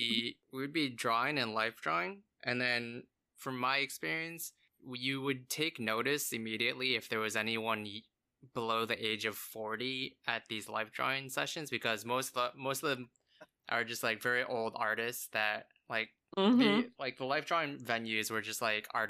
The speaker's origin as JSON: {"language": "English", "town": "Chicago", "region": "Illinois", "country": "United States", "moved": "as an adult", "lives_now": "Los Angeles, United States", "said": "I came from Chicago"}